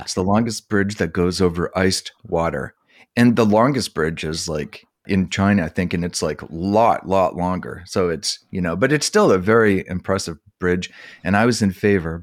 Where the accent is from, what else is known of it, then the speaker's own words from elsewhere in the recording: Summerside, Prince Edward Island, Canada; I grew up in Summerside